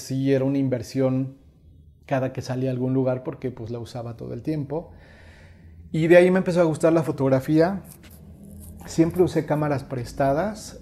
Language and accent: Spanish; Mexico; como raza mexicana somos artistas